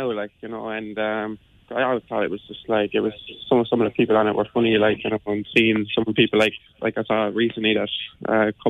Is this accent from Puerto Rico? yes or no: no; Cleely, Munster, Ireland; I'm from Cleely in Limerick. I was born and raised there now.